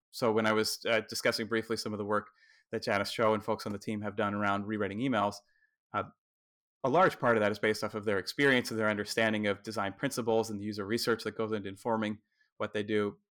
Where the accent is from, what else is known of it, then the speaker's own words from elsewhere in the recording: New Jersey, United States; watching here in my home state, New Jersey